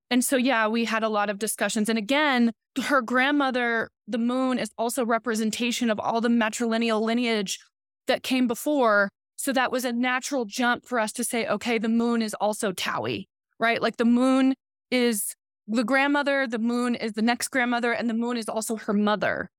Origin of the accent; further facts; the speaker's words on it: Oklahoma and Southwest Missouri, United States; I'm from the Seneca Cayuga Nation. I grew up in Oklahoma and Southwest Missouri